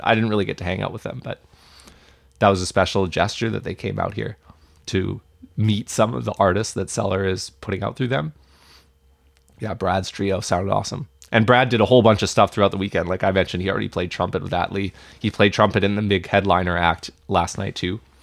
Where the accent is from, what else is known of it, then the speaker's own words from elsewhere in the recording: Vancouver, British Columbia, Canada; I, I grew up here